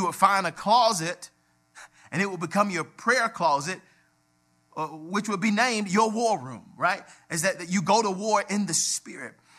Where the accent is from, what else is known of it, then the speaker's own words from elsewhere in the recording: Atlanta, Georgia, United States; We grew up on Auburn Avenue, the birthplace of civil rights